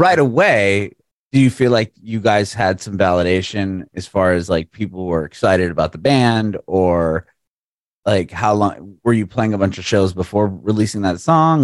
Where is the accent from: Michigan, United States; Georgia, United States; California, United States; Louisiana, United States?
California, United States; San Diego; moved away; I'm originally from San Diego